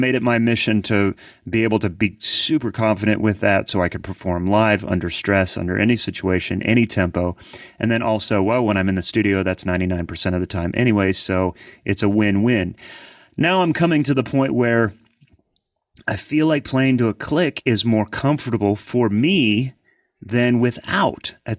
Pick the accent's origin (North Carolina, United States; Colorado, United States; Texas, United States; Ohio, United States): Ohio, United States; Columbus; now in Nashville, United States; No, I'm originally from Columbus, Ohio. So yeah, the city of like no accent, and my kids were raised here, but they have no accent either.